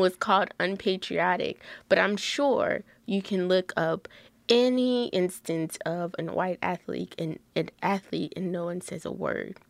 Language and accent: English; Lafayette, Louisiana, United States; I have never been born anyone else, but, um, in Lafayette, Louisiana, I am as American as American gets.